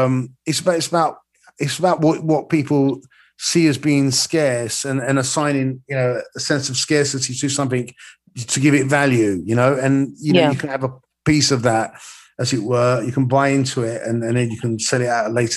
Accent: London, United Kingdom; I was born in London, lived here all my life

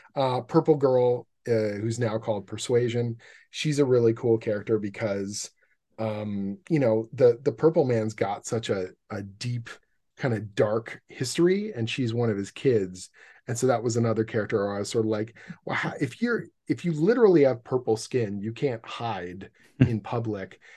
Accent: Canada; I'm a Canadian comic book writer

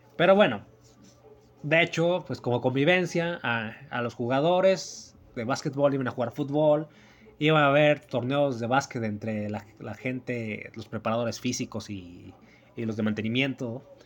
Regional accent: Mexico; mi país, en mi pueblo también

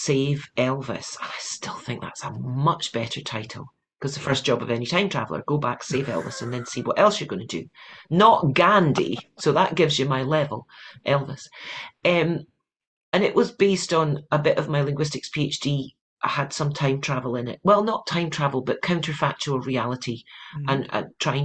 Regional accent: Edinburgh, Scotland, United Kingdom; moved away as an adult; now in California, United States; I am a Scot who moved to California

